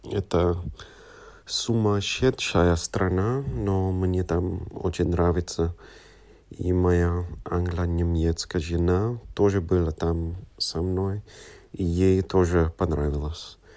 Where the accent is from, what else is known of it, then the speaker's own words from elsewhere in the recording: London, United Kingdom; Russian is a second language; moved away as an adult; now in Cologne, Germany; вырос, вырос в Лондоне. И мои родители родились в Африке, но моя бабушка и дедушка родились э, в Индии.